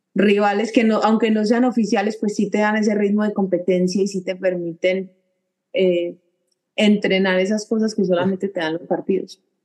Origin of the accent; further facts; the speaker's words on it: Medellín, Antioquia, Colombia; moved away as an adult; also born or lived in Seville, Spain; somos los dos de Medellín